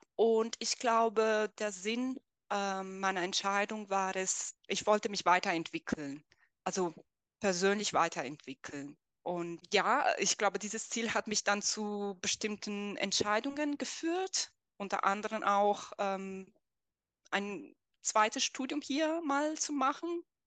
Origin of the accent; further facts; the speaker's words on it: Italy; first language Italian; German is a second language; moved away as an adult; now in Germany; dann ging ich zurück zu meinem, zu meinem Heimatland, äh, also nach Italien.